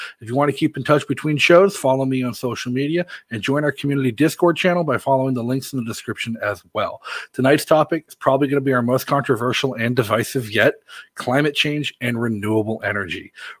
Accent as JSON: {"language": "English", "region": "South Shore of Massachusetts", "country": "United States", "tie": "born or raised there", "moved": "yes", "lives_now": "New Hampshire, United States", "said": "I grew up in Massachusetts. I live in New Hampshire now"}